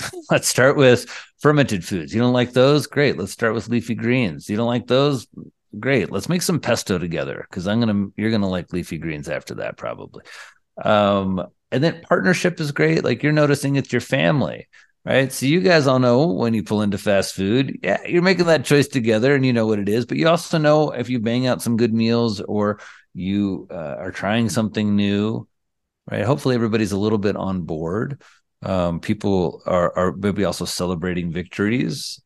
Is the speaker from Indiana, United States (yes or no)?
yes; Indiana, United States; I come from Indiana, the land of the sea